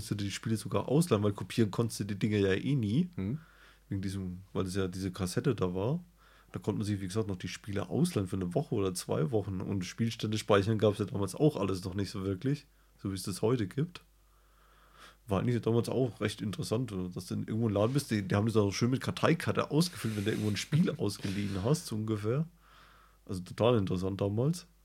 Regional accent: West Germany, Germany; born there; Also ich bin zwar im Westen

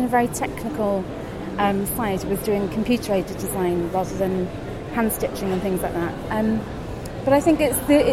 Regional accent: Cardiff, Wales, United Kingdom; I grew up in Cardiff, was born in Cardiff

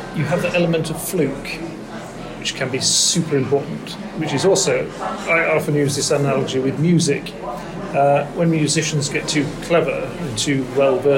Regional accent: Norway; also born or lived in Aarhus, Denmark / Oxford, England; I was born in Aarhus in Denmark. Then I spent the first 4 or 5 years of my life in Oxford, right, before moving back to Norway. My father's Norwegian.

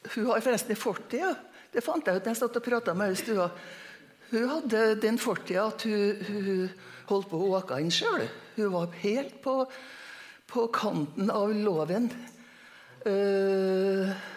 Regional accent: Trondheim, Trøndelag, Norway; also born or lived in Møre; now in Trondheim, Norway; jeg er født og oppvokst på Lilleby, Lamoen

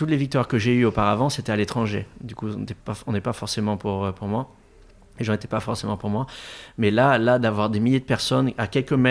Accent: Réunion, France; also born or lived in Madagascar; je viens de la Réunion, de Madagascar, d'un milieu très modeste.

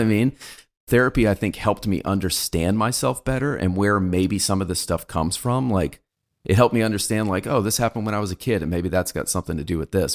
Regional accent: United States; I was born in America

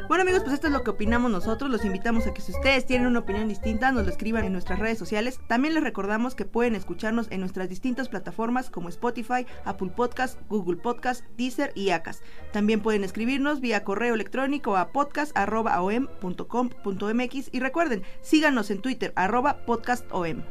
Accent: Mexico; en México somos los villamelones

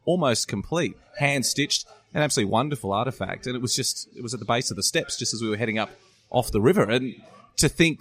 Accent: Australia; as an Australian

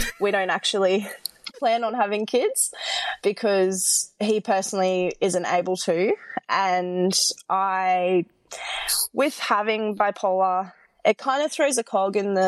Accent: Nambour, Queensland, Australia; moved away as an adult; also born or lived in Brisbane; I grew up in Nambour on the Sunshine Coast

